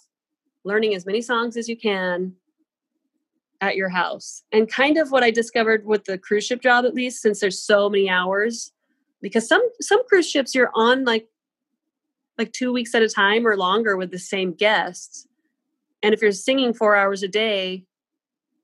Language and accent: English; Coeur d'Alene, Idaho, United States; I grew up in Idaho